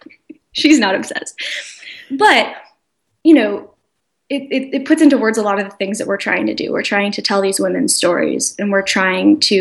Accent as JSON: {"language": "English", "country": "United States", "tie": "born or raised there", "also_born_or_lived": "Chicago, Illinois", "said": "a university called Midwestern University, which is actually in my hometown"}